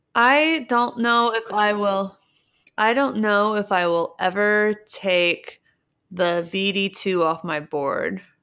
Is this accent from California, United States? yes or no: no; Cincinnati, Ohio, United States; moved away; also born or lived in Seattle; I'm from Cincinnati, and I grew up going to a place called Mike's Music in downtown Cincinnati